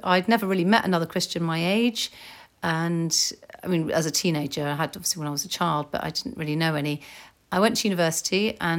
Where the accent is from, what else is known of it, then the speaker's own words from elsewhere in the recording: Germany; born there; also born or lived in Northern Ireland; My parents were in the army, so I was born in Germany and I lived in Northern Ireland and other places.